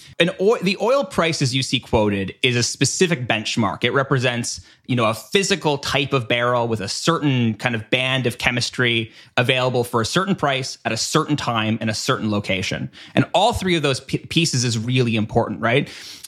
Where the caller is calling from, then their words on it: Canada; again, I'm speaking from Canada here.